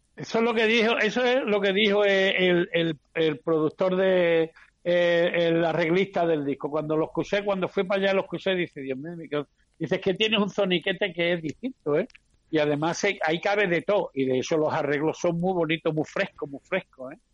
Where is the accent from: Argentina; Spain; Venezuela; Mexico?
Spain; Andalusia; los andaluces estamos más repartidos que la lotería de Navidad